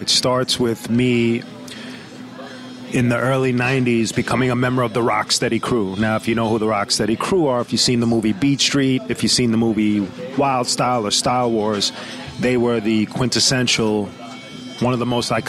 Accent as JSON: {"language": "English", "town": "Brooklyn", "region": "New York", "country": "United States", "tie": "born or raised there", "said": "Home. I was born in Kings County Hospital, which is deeper into Brooklyn near Sheepshead Bay."}